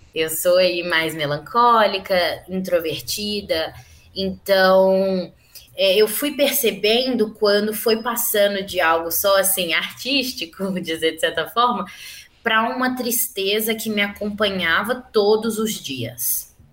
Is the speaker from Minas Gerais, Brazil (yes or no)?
yes; Belo Horizonte, Minas Gerais, Brazil; eu sou de Belo Horizonte, mineira, nascida e criada aqui